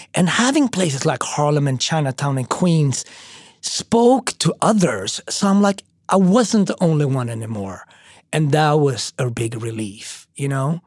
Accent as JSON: {"language": "English", "country": "Sweden", "tie": "born or raised there", "also_born_or_lived": "Switzerland / Austria / Japan", "moved": "as an adult", "lives_now": "New York City, United States", "said": "I mean, I grew up in Sweden, and then I lived for two years in Switzerland"}